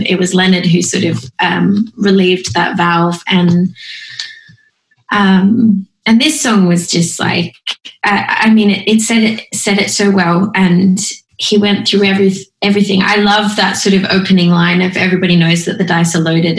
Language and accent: English; Australia; I'm not patriotic at all about being Australian